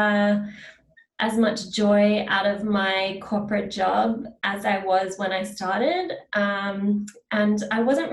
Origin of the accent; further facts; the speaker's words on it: Australia; now in Vancouver, Canada; I'm based in Vancouver, Canada. So I work with clients one-to-one, with clients across Canada and Australia and the US, because I'm from Australia originally